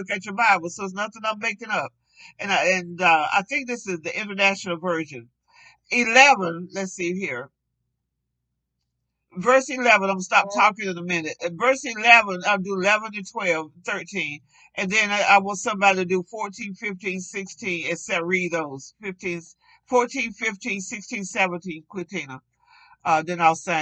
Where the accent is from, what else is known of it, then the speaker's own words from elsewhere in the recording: the Jim Crow South, United States; I grew up in a segregated country. I grew up in the Jim Crow country